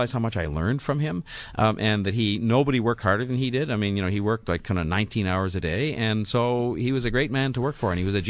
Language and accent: English; Canada; being embarrassed about being Canadian.